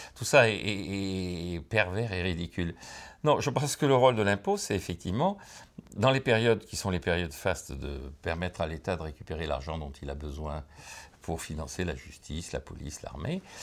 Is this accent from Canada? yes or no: no; Bordeaux, Nouvelle-Aquitaine, France; je viens de Bordeaux